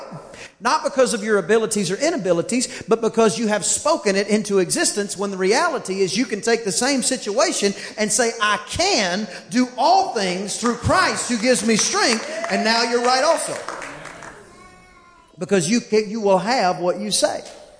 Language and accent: English; Southern United States, United States; accent: southern (y'all, ain't); where I'm from, you use the word ain't and heck and darn and all those other things